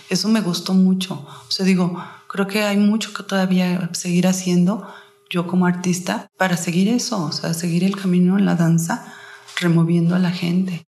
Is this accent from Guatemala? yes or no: no; Mexico; como mexicanas y mujeres que somos